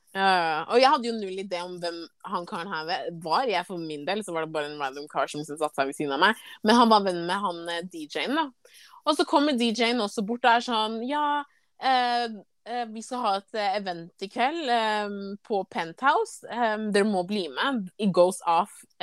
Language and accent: Norwegian; Ghana; now in Norway; Jeg er jo fra Ghana